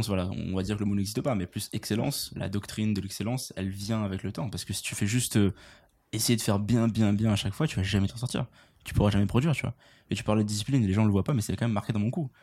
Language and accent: French; France; now in Montreal, Canada; on est français quand même. Hein. J'habite à Montréal